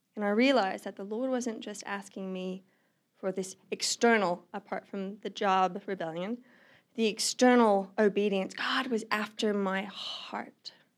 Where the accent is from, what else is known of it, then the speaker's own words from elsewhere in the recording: Australia; moved away as an adult; now in Missoula, United States; I'm originally from Australia. I moved to the United States about a year and a half ago